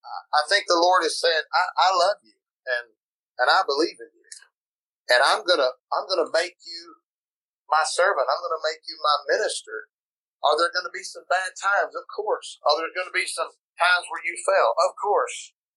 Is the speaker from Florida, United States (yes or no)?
yes; Pensacola, Florida, United States; now in South Carolina, United States; went to my hometown in Pensacola, was there for a little while, went to Cleveland, Tennessee, there for a little bit, went to Kentucky, there for a while, and then North Carolina. And now we've been in South Carolina for 14 years.